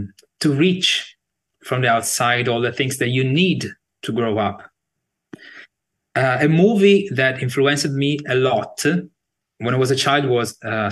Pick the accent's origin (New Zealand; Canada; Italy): Italy; Sardinia; now in Bologna, Italy; In Sardinia. It's a big island in the Mediterranean Sea. One of the big, like Sicily and Sardinia.